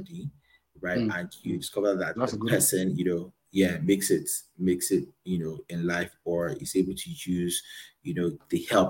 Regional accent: Lagos, Nigeria; also born or lived in Abuja; I was born in Lagos and grew up in Lagos

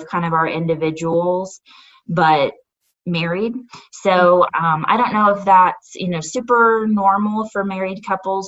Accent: Northwest Arkansas, United States; also born or lived in Texas; I have been pretty much a native of Northwest Arkansas my whole life. I was born in Texas, but spent almost all of my life in Northwest Arkansas

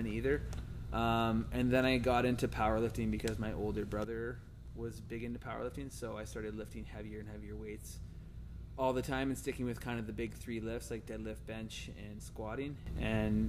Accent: Ontario, Canada; moved away as an adult; also born or lived in Saint John, New Brunswick; now in British Columbia, Canada; Went back to my hometown in Ontario

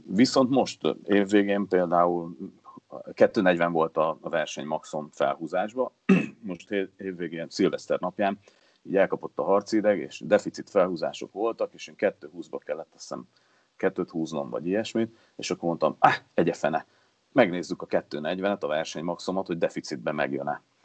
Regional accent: Hungary; mert azért csak magyarok vagyunk

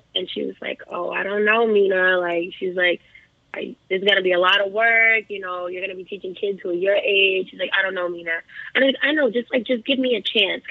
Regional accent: Boston, Massachusetts, United States; I grew up in Miss Andrea's dance school, the Roxbury Center for the Performing Arts

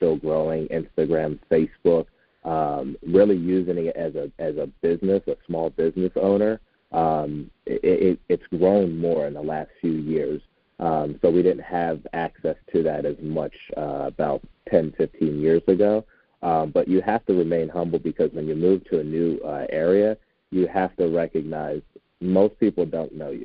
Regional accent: Philadelphia, Pennsylvania, United States; moved away as an adult; also born or lived in Oklahoma; now in Arizona, United States; I'm originally from Philadelphia, Pennsylvania area, and lived in Oklahoma for 5 years

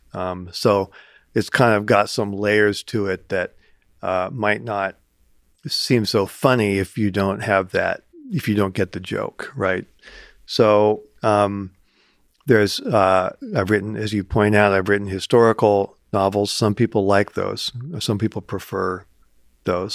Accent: Ames, Iowa, United States; growing up in Ames

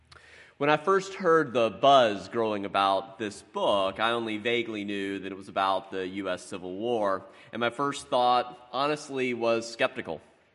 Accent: South Carolina, United States; I grew up in South Carolina, and I suspect that he, too, was raised hearing a particular spin on the Civil War as particularly about states' rights and individual liberty.

